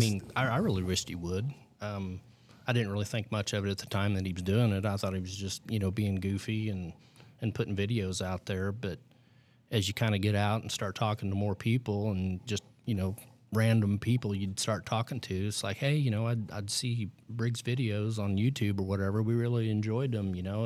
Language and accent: English; United States; I grew up in the Michigan Valley area. um, which would be over on the western side of the West Franklin District. So I've been a lifelong, uh, resident of this area